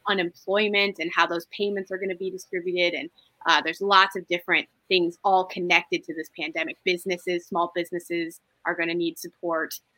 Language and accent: English; Toledo, Ohio, United States; I'm from Toledo